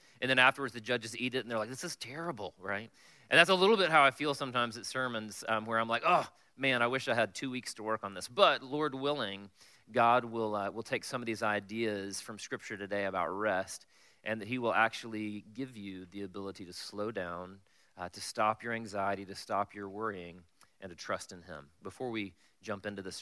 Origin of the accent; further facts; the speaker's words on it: South Carolina, United States; I'm from South Carolina